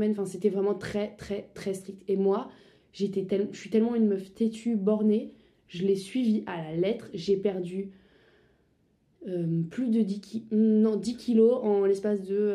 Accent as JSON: {"language": "French", "town": "Strasbourg", "region": "Grand Est", "country": "France", "moved": "as an adult", "lives_now": "Paris, France", "said": "j'ai 21 ans, je viens à la base de Strasbourg"}